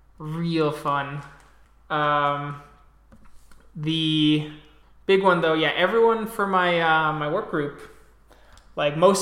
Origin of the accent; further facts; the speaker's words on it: United States; I'm American.